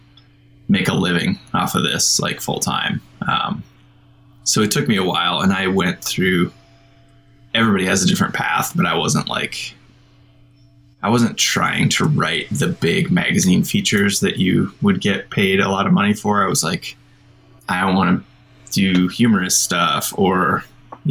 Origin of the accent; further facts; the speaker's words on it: Iowa, United States; I grew up in Iowa, in a small town